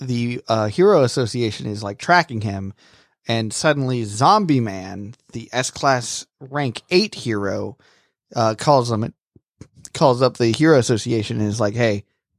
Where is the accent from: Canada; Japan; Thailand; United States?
Japan; Even though I'm from Japan, where sushi is something that we, you know, created and mastered.